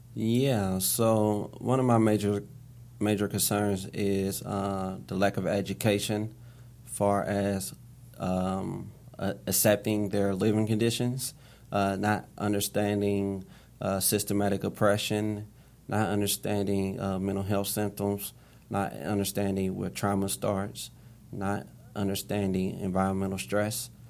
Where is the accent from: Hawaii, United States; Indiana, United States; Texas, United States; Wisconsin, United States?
Indiana, United States; Indianapolis; I grew up on Far East Second and Post Road, uh, on the far east side of Indianapolis